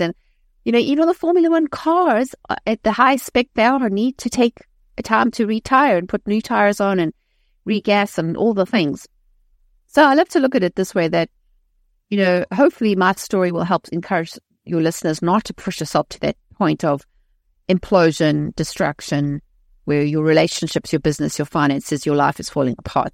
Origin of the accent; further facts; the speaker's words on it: South Africa; moved away; I was raised in South Africa, um, in a, in a modern society